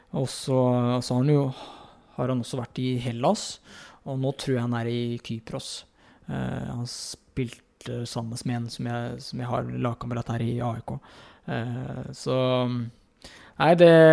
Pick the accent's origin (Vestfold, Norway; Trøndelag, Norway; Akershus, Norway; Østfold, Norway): Østfold, Norway; Fredrikstad; moved away as an adult; also born or lived in Heerenveen, Netherlands; jeg er hjemme i Fredrikstad